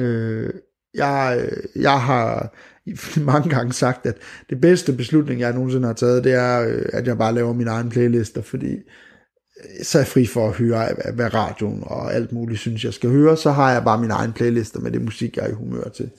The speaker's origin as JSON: {"language": "Danish", "town": "Skanderborg", "region": "Central Denmark Region", "country": "Denmark", "moved": "yes", "said": "Jeg er fra Skanderborg."}